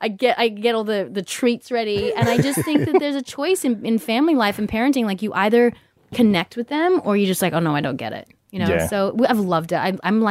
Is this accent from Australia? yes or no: yes; Australia; Growing up in Australia, there's tons of English people.